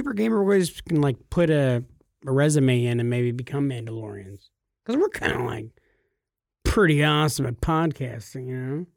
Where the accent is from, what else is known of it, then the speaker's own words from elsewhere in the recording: California, United States; I'm from California